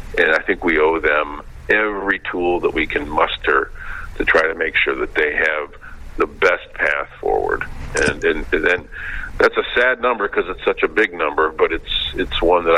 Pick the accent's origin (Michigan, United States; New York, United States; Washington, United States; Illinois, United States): Michigan, United States; Flint; The fact that communities like my hometown are allowed to be in such deteriorated conditions with very limited public services